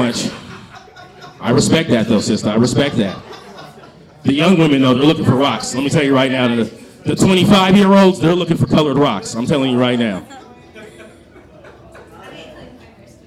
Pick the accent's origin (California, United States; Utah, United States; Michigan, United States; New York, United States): California, United States; San Francisco; I'm from San Francisco